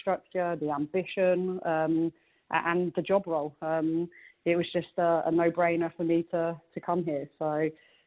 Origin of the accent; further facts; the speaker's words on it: Reading, South East England, United Kingdom; moved away as an adult; now in Washington, D.C., United States; I'm originally from England. So born and bred in a little place called Reading, which is kind of 40 minutes west of London